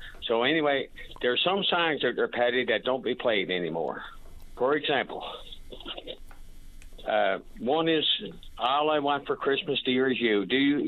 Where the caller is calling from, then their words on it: St. Lawrence, Newfoundland and Labrador, Canada; We got a fine lot of snow on this end, by the way. I'm calling from St. Lawrence.